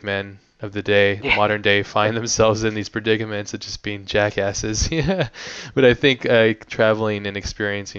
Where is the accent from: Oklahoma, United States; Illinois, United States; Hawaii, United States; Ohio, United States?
Hawaii, United States; moved away; also born or lived in San Diego, California; I lived in Hawaii most of my life